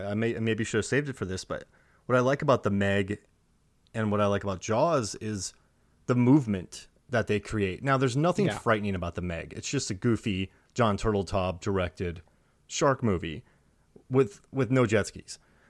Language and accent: English; Florida, United States; and I'm from Florida, man. Like, she's wearing a sweater and flip-flops. Like, that's Florida right there.